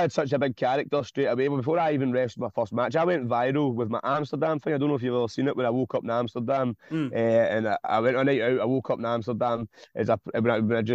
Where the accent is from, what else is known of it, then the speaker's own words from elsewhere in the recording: Glasgow, Scotland, United Kingdom; ran the Fairfield Club in Govan, which is in my hometown